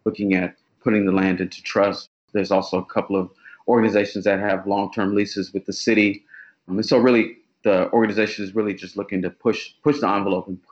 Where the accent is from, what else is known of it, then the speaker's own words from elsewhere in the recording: Oklahoma, United States; moved away as an adult; now in Baltimore, United States; So I grew up in Oklahoma